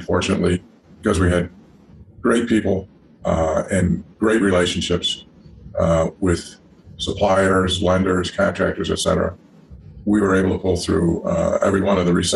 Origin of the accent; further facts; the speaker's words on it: Rochester, New York, United States; I'm originally from Rochester, New York